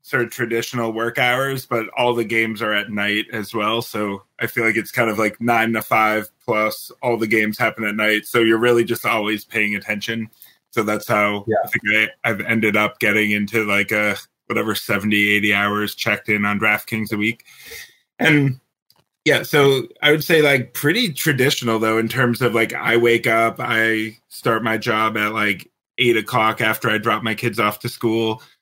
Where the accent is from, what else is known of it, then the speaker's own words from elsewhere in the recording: Michigan, United States; Michigan. Yeah.